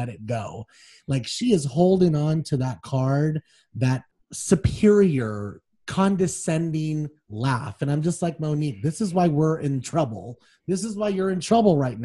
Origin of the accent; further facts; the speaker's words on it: Las Vegas, Nevada, United States; I am from Vegas